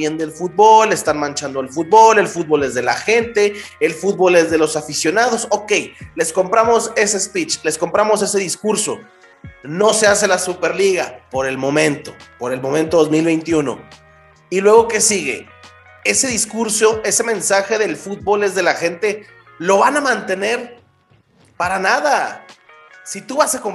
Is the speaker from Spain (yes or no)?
no; Mexico; nos debe dejar a, a nosotros como aficionados mexicanos mm, un tanto no.